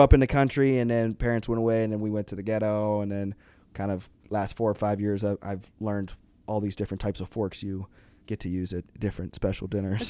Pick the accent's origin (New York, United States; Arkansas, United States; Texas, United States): Arkansas, United States; I grew up in Arkansas